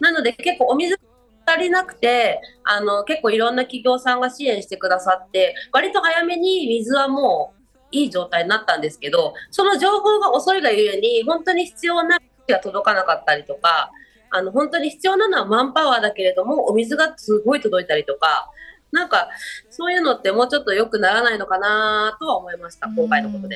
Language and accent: Japanese; Shizuoka, Japan; 私も小学校の五年生から静岡なんですよ。